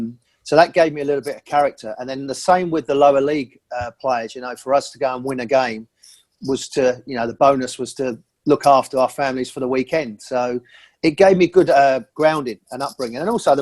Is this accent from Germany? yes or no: no; England, United Kingdom; moved away; growing up in England and Britain, you know, I played over the park with my brother, with my sibling.